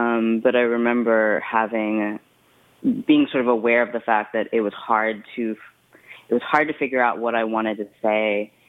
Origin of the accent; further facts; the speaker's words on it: Brooklyn, New York, United States; born there; I was born in Brooklyn, and it's my birth month, so I really like to be in Brooklyn during my birthday.